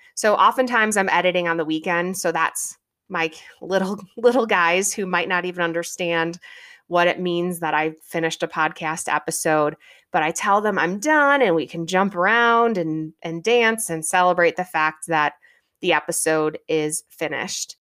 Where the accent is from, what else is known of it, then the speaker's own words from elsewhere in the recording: Midwest, United States; I'm a Midwestern girl. Growing up in the Midwest